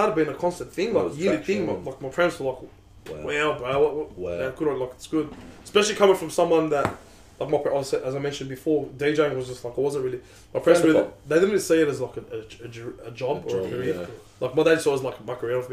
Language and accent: English; Australia; We're Aussie